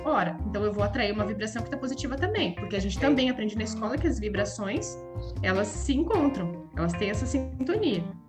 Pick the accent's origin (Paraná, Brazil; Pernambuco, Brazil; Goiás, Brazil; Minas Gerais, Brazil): Paraná, Brazil; moved away as an adult; now in Pistoia, Italy; Eu sou do Brasil, eu sou do sul do Brasil, eu sou da, do Paraná